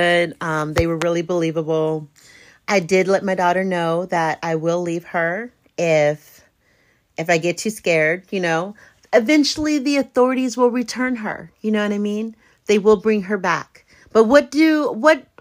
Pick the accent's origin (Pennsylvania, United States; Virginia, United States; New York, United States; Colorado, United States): Virginia, United States; Alexandria; I'm from Alexandria, Virginia